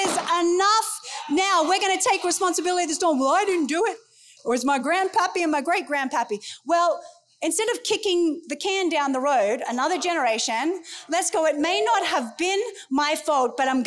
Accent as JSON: {"language": "English", "country": "United States", "said": "I'm an American"}